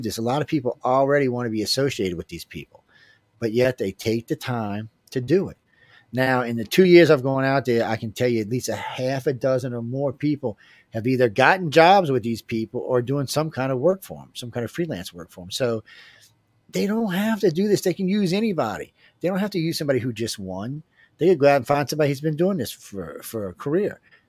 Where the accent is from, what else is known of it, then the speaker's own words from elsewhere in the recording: New Orleans, Louisiana, United States; I'm from New Orleans, where we don't even go out till midnight.